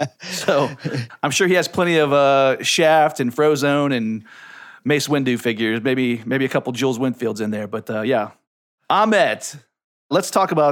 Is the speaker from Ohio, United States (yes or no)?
yes; Ohio, United States; I'm from Ohio. Fred Willard grew up just north of me in a little city called Shaker Heights.